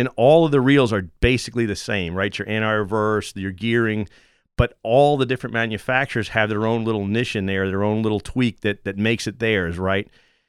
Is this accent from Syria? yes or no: no; New York, United States; Long Island, where I grew up in New England. But I've been converted down here to a Saints fan.